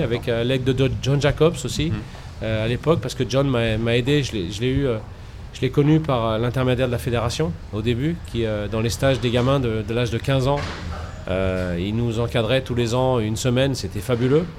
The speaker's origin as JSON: {"language": "French", "town": "Paris", "region": "Île-de-France", "country": "France", "tie": "born or raised there", "said": "je suis Porte d'Orléans. Gros, en gros, j'ai vécu toute ma vie pas loin de la Porte d'Orléans"}